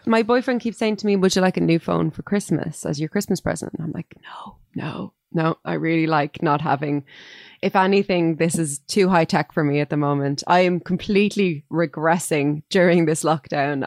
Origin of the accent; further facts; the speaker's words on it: Dublin, Leinster, Ireland; I grew up near the area where Bono grew up, and there weren't many orange men um, running around Finglas East